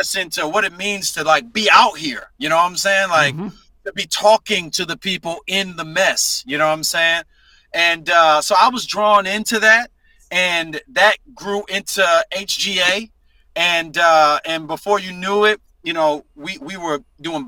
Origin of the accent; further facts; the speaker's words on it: St. Petersburg, Florida, United States; also born or lived in Tampa, Florida; I was born in St. Petersburg